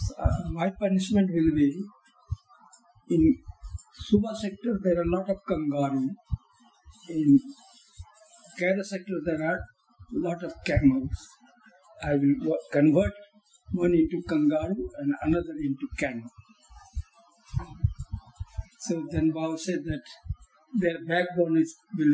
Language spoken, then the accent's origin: English; Bhagalpur, Bihar, India; moved away as an adult; also born or lived in Calcutta / Cairo; my hometown, it's called Bhagalpur.